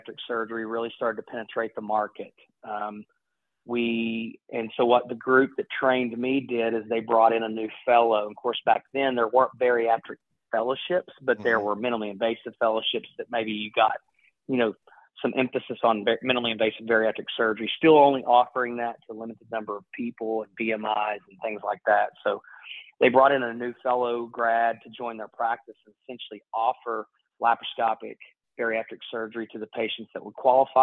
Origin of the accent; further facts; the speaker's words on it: Ashland, Kentucky, United States; I grew up in Eastern Kentucky, in a small town called Ashland, Kentucky